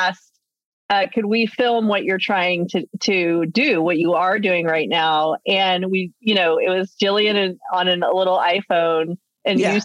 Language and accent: English; Texas, United States; now in California, United States; talking to you from my home state of Texas right now, but reside in California.